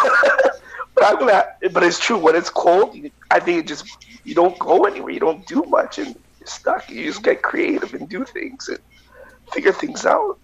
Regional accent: Vancouver, British Columbia, Canada; now in Winnipeg, Canada; I grew up with him in Vancouver

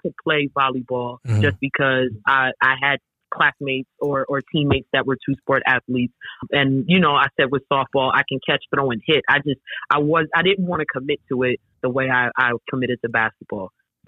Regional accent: Bronx, New York, United States; So I grew up in Parkchester in the Bronx, which is the neighborhood where St. Raymond is located.

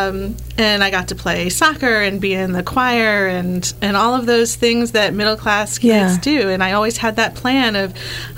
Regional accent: Massapequa, New York, United States; moved away as an adult; also born or lived in Albany, New York / Elmira, New York; now in Pittsfield, United States; growing up on Long Island, it felt like the suburbs

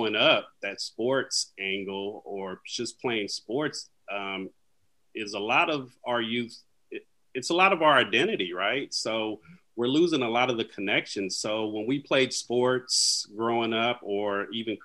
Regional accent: Vallejo, California, United States; So I'm from Vallejo, California, up in the Northern Bay area.

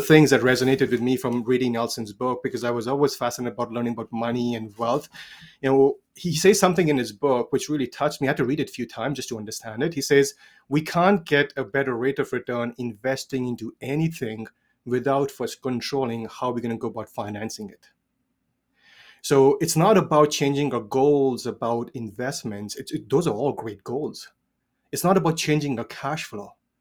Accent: India; I was age thirteen, grew up in India, born and raised in India.

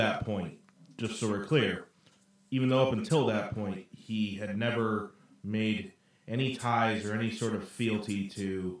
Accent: Colorado, United States; moved away as an adult; now in New York, United States; I moved out here to New York probably about 7 years ago. I grew up out in Colorado and was there for most of my life.

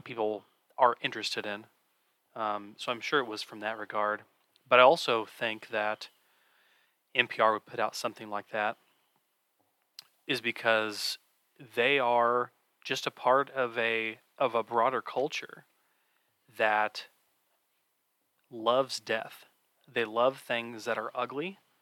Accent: Kansas City, Missouri, United States; I grew up in the Kansas City area as well. I do live in Kansas City proper

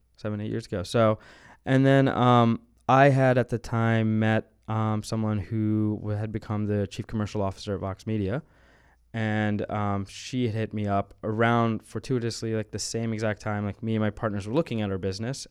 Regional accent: New Orleans, Louisiana, United States; moved away; I grew up in New Orleans

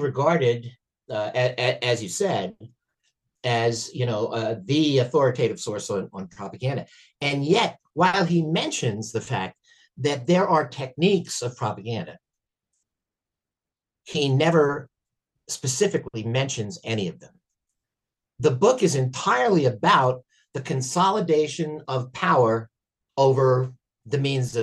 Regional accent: United States; I'm an American and I only speak one language

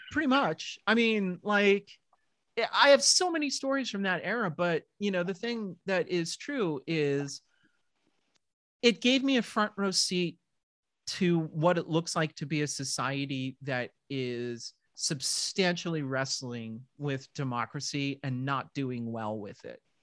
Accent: southern New Hampshire, United States; moved away as an adult; also born or lived in Middle Village, Queens, New York / San Francisco; we moved from Middle Village, Queens, for those of you who know New York City, uh, all the way up to southern New Hampshire, which was pretty darn rural in that day. My town had maybe 4,000 people in it total

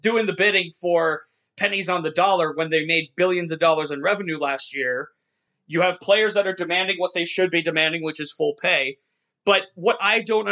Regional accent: Youngstown, Ohio, United States; I grew up here in Youngstown where I'm sitting right now

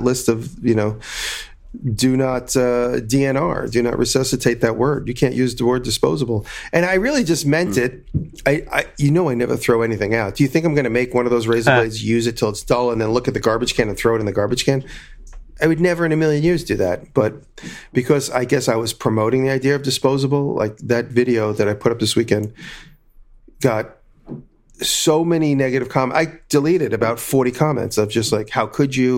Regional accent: Long Island, New York, United States; moved away; where I grew up in Long Island

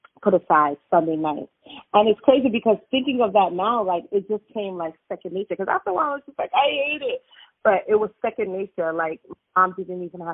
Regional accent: New York City, New York, United States; born and raised in New York

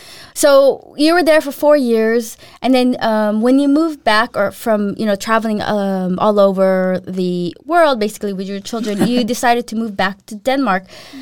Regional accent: Philippines; And then now I came from Philippines to US, I'm like, peanut butter and jelly sandwich, cereal, what is all this stuff?

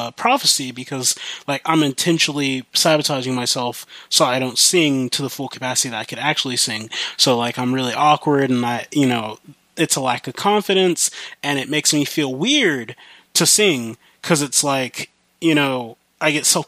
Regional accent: Midwest, United States; accent: country; moved away; I grew up in the Midwest, and I moved to the West Coast? Yeah, I moved to the West Coast, and so I have, a bit of a country accent.

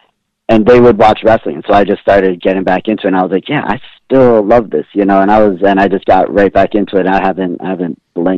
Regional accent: East Coast, United States; Because I grew up on the East Coast. It was WWF when I was growing up.

